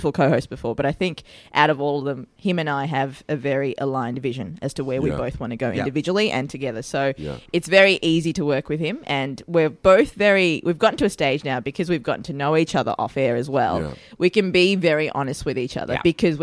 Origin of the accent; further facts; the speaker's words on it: Melbourne, Victoria, Australia; also born or lived in Sri Lanka / Northcote; I grew up in Fairfield. Fairfield was the first suburb we lived